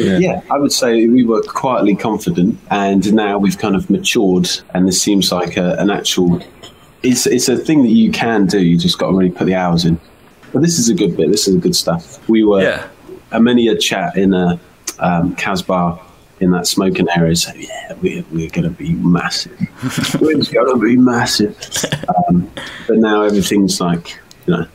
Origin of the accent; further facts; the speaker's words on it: Buckton, United Kingdom; moved away as an adult; also born or lived in Coventry; now in London, United Kingdom; I live in a little village called Buckton